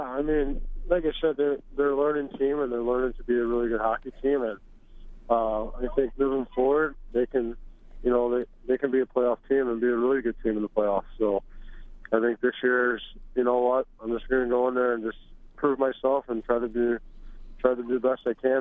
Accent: St. Louis, Missouri, United States; I uh, grew up in St. Louis

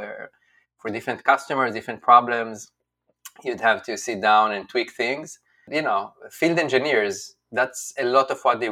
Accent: Israel; moved away as an adult; also born or lived in China; now in United States; I'm from Israel. So when I was growing up as a kid, Israel was about like 6 million people.

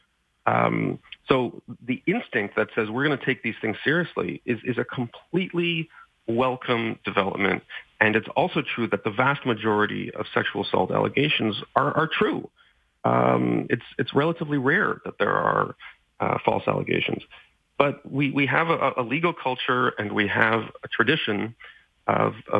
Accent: Montreal, Quebec, Canada; Concordia University in Montreal, my hometown

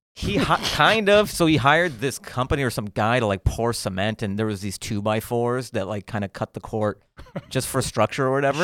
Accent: Seattle, Washington, United States; Grew up in Seattle

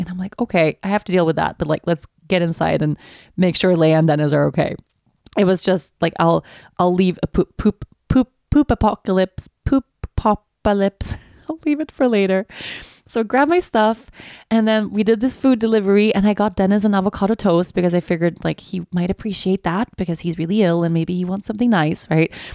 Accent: Stockholm, Stockholm County, Sweden; Stockholm is my hometown.

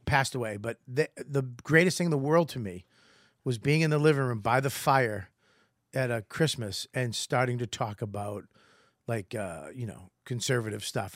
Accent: Boston, Massachusetts, United States; accent: Boston; I'm Irish from Boston

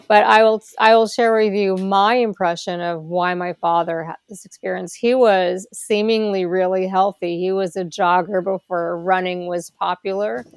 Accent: New Jersey, United States; I was born in New Jersey in the United States. Um, I grew up in a suburban town

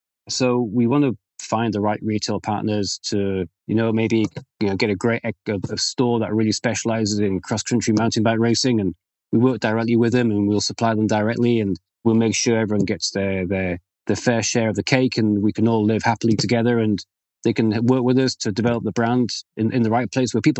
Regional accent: United Kingdom; now in Lille, France; I'm British

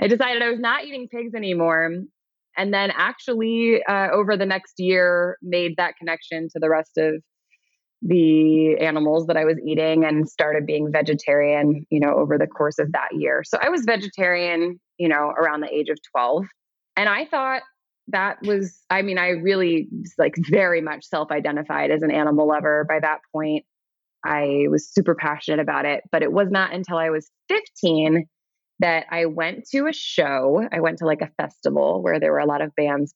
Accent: New York City, New York, United States; I grew up in New York City.

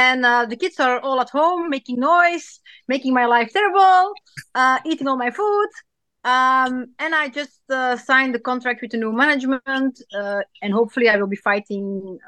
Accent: Belgium; I'm from Belgium, so I'm like a fine Belgian beer then.

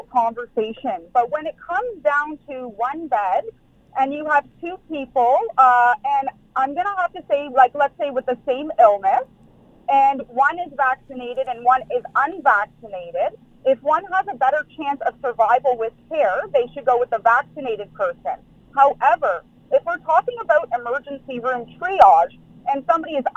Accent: Canada; we're Canadian

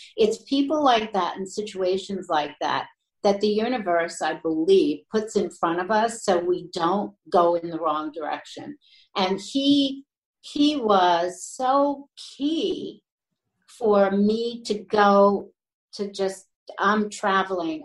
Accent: New York, United States; I was born and raised in New York

